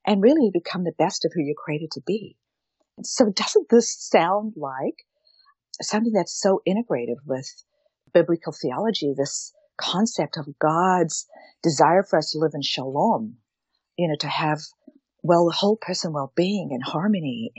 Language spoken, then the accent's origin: English; South Africa; moved away; I was born and raised in South Africa. And so that's why I have an accent a little bit.